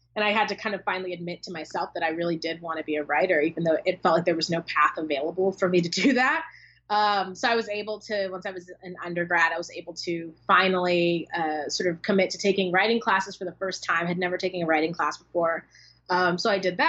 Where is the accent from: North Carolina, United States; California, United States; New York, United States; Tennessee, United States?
California, United States; Oceanside; I'm from San Diego County, from Oceanside, which is where The Mothers is set, my first book